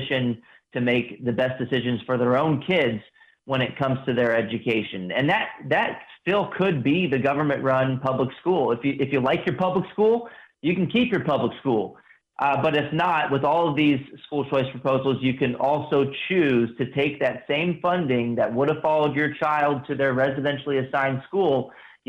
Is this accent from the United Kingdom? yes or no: no; Texas, United States; also born or lived in Washington, D.C.; I also am a Texas resident, and I grew up in Texas, went to Texas public schools all through K through 12